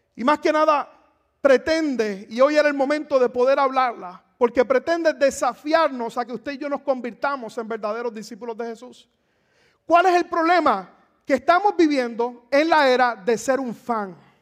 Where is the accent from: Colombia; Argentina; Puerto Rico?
Puerto Rico; moved away; en mi país, en Puerto Rico